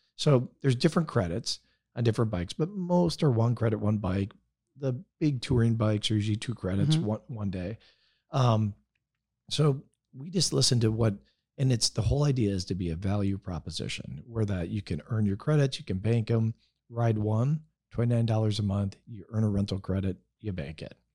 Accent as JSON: {"language": "English", "region": "Wisconsin", "country": "United States", "tie": "born or raised there", "moved": "as an adult", "lives_now": "California, United States", "said": "I'm a I'm a Wisconsin guy. I grew up no helmets."}